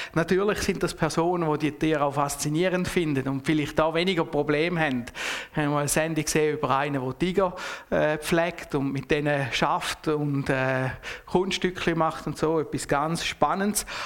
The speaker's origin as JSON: {"language": "German", "country": "Switzerland", "said": "als Schweizer"}